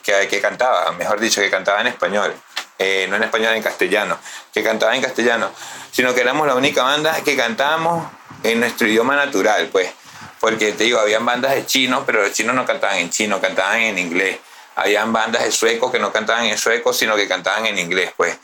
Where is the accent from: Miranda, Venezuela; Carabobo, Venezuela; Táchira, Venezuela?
Miranda, Venezuela; Baruta; also born or lived in Valles del Tuy; Yo vengo de las Danielas, de las minas de Baruta pero me crié, como te dije anteriormente, con los panas de reciclaje y me pasaba muchísimo en los valles del Tui